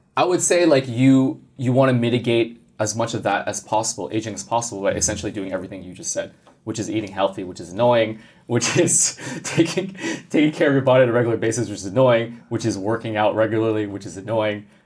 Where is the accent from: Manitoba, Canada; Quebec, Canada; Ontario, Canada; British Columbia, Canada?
Quebec, Canada; Montreal; growing up in Canada, yeah. So I'm originally from Montreal.